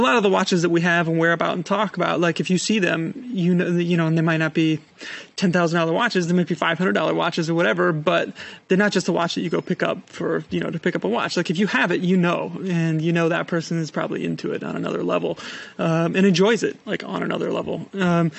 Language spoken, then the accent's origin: English; Madison, Wisconsin, United States; moved away; I'm from Madison, as you know, Wisconsin